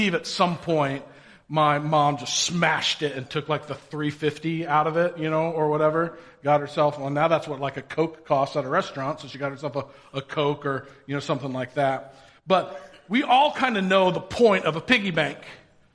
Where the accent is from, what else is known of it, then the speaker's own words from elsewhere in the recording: Indiana, United States; I grew up in Indiana. I'm a good Hoosier.